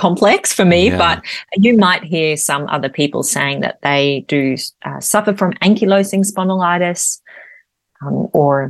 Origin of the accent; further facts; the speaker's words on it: Australia; I'm an Australian mother and wife